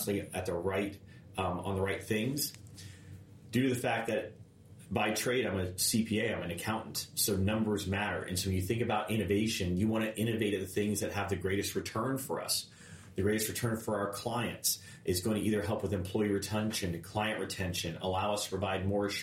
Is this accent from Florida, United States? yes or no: yes; Clearwater, Florida, United States; now in Tampa, United States; I grew up in Clearwater. Coming back here